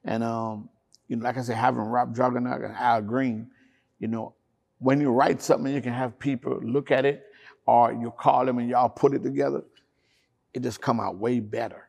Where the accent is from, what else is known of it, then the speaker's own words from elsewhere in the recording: Jamaica; moved away; I was brought up in Jamaica